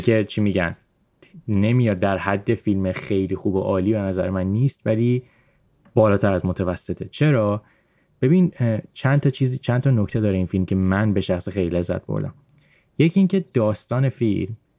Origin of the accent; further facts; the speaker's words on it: Iran; من به عنوان کسی که تو ایران بزرگ شدم